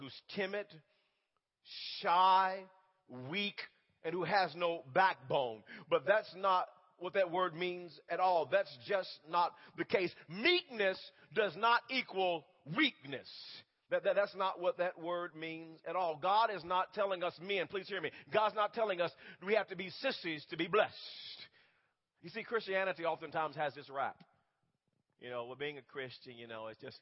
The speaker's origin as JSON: {"language": "English", "town": "Wewoka", "region": "Oklahoma", "country": "United States", "tie": "born or raised there", "also_born_or_lived": "Holdenville", "said": "I'm a country boy at heart growing up in Wewoka"}